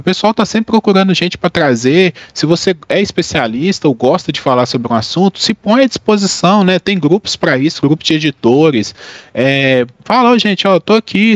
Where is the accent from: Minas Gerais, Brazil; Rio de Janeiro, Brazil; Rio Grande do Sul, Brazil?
Minas Gerais, Brazil; also born or lived in Bahia; sou de Minas, eu morei dois anos na Bahia para fazer um mestrado